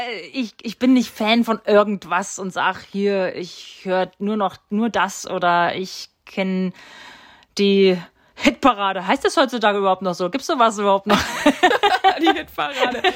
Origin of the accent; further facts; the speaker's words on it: Steinbach-Hallenberg, Thuringia, Germany; Ich war kurz weg und ich bin wieder zurückgekommen, weil es mir hier einfach gefällt, weil mir meine Familie wichtig ist und, und weil ich mich hier einfach wohlfühle ja, und weil es meine Heimat ist